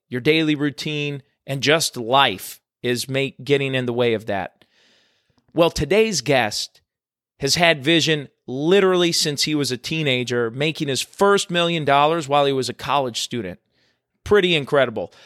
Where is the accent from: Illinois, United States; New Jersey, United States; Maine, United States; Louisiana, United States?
Illinois, United States; Chicago; moved away; my roots are back in Chicago. I'm originally from from the Chicago area